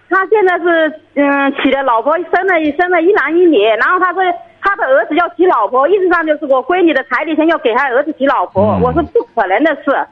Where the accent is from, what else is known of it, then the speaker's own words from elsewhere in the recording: Jinan, Shandong, China; 我是山东济南的